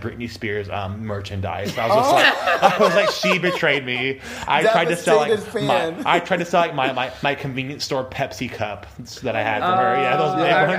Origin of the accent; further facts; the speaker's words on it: Lubbock, Texas, United States; now in Austin, United States; I was 10 years old, so I grew up in Lubbock, Texas.